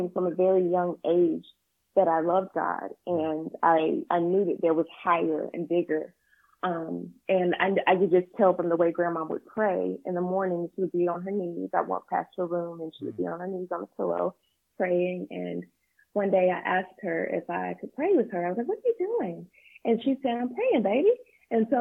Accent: Pelham, Georgia, United States; moved away as an adult; also born or lived in Thomasville, Georgia / Tallahassee, Florida; I was raised in a small town called Pelham, Georgia

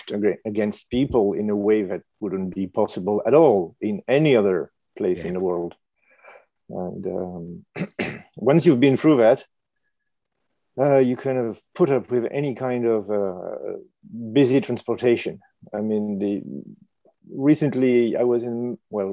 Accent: Paris, Île-de-France, France; moved away as an adult; also born or lived in New York / Tokyo / Beijing / Brussels; now in London, United Kingdom; I'm from Paris, so I lived in Paris

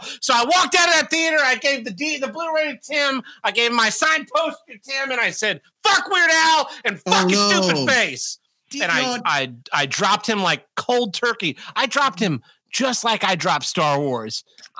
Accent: Tulsa, Oklahoma, United States; moved away as an adult; now in Missouri, United States; my hometown.

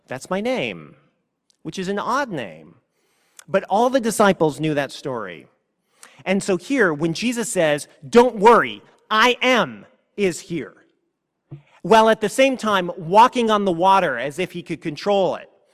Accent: California, United States; I was from California

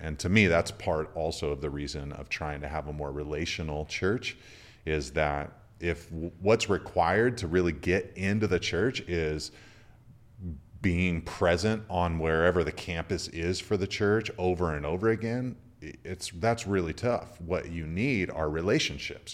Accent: California, United States; as a Californian

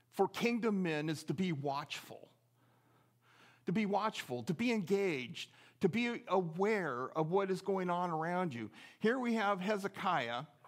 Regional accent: just outside of Oakland, California, United States; also born or lived in Seattle, Washington; now in Eagle River, United States; I grew up just outside of Oakland, California

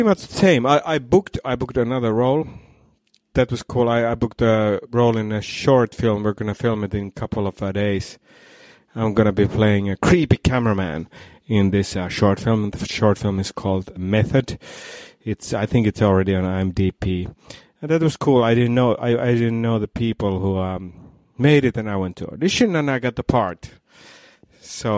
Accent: Iisalmi, North Savo, Finland; English is a second language; now in Los Angeles, United States; we're actually from the same town, me and Tomi, from Iisalmi, from Finland

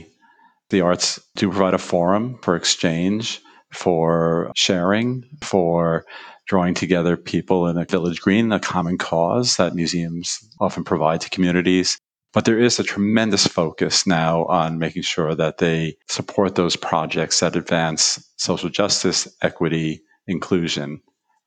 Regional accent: New York, United States; I grew up in New York

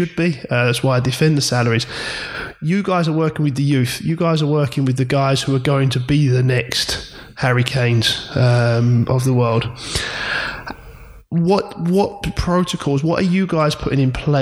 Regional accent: England, United Kingdom; being English and sort of live or British, sorry, growing in this area

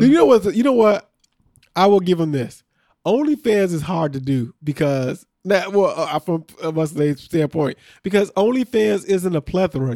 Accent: Chicago, Illinois, United States; We grew up around Chicago.

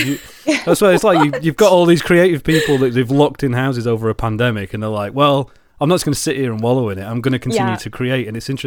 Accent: Lancashire, North West England, United Kingdom; also born or lived in London; now in Jersey; I'm from Lancashire. I'm a northerner. I lived in London for about 10 years or 11 years, and then I moved to Jersey in the Channel Islands.

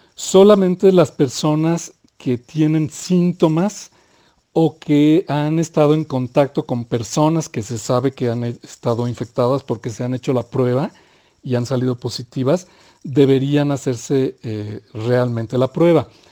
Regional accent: Mexico; nuestro país

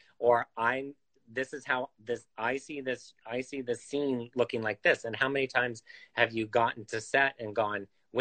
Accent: Midwest, United States; moved away; I grew up in the Midwest

